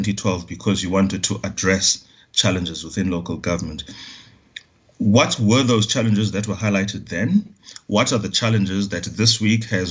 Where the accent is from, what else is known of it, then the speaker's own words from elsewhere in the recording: Eastern Cape, South Africa; I come from the Eastern Cape.